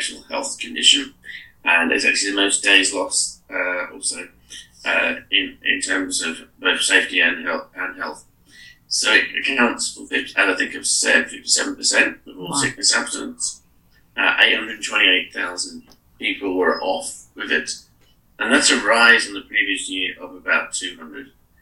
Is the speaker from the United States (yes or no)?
no; Australia; now in United Kingdom; I'm Australian